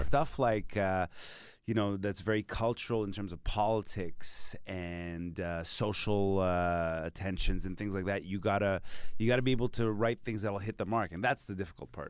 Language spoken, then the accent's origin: English; Montreal, Quebec, Canada; first language Hindi, Punjabi; English is a second language; I had to learn French because I'm from Montreal